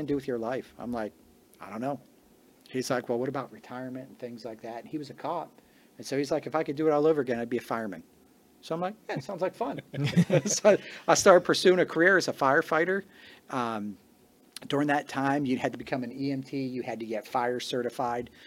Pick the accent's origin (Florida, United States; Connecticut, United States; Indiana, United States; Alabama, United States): Connecticut, United States; also born or lived in Washington, Pennsylvania; now in Shelbyville, United States; if people ask where I'm from, I always tell them Connecticut, though I was born in Pennsylvania. Grew up in Connecticut